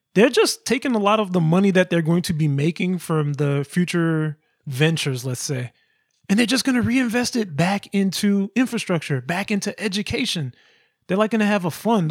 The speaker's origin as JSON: {"language": "English", "region": "Georgia", "country": "United States", "tie": "born or raised there", "said": "where I come from, in Georgia where I was born"}